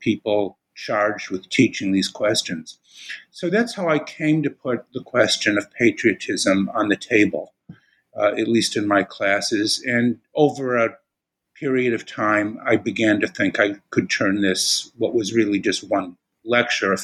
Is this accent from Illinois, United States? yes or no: yes; Chicago, Illinois, United States; moved away as an adult; also born or lived in Austin, Texas / New Haven, Connecticut; I'm originally from Chicago.